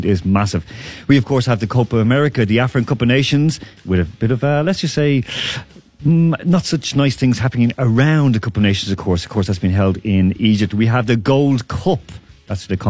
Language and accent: English; Ireland; now in Moscow, Russia; I'm from Ireland, so I'm missing home